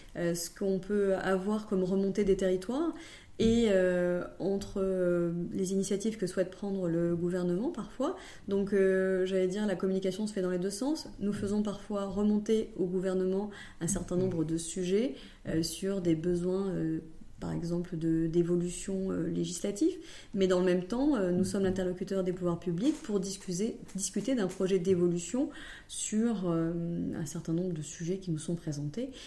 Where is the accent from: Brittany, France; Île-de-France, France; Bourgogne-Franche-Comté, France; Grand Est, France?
Bourgogne-Franche-Comté, France; Nièvre, Burgundy; je suis originaire de la Nièvre et donc bourguignonne